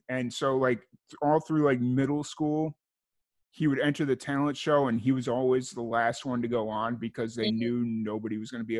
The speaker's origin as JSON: {"language": "English", "town": "Lansing", "region": "Illinois", "country": "United States", "tie": "born or raised there", "said": "I grew up in Lansing, Linwood, Chicago Heights area."}